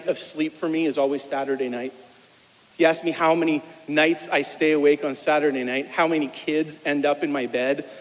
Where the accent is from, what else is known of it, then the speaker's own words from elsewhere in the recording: Winchester, Ontario, Canada; moved away as an adult; also born or lived in New York; now in Kemptville, Canada; I was born over in Winchester